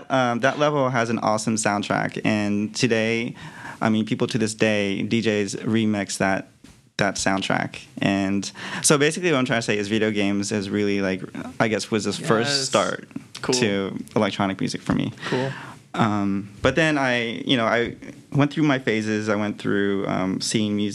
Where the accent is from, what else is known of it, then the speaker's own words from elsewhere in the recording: New Jersey, United States; also born or lived in Western Pennsylvania; now in San Francisco, United States; I grew up in the East Coast in New Jersey. Went to grade school in New Jersey